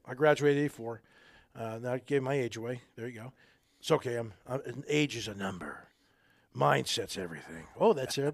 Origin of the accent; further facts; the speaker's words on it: New Jersey, United States; little poor little boy growing up in Jersey, little tough Italian neighborhoods